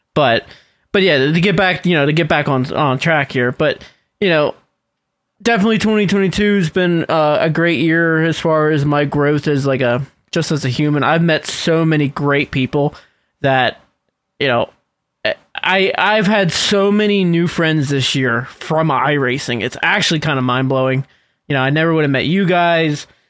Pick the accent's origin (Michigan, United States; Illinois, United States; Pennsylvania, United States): Pennsylvania, United States; Western; also born or lived in Latrobe, Pennsylvania; I'm from Western Pennsylvania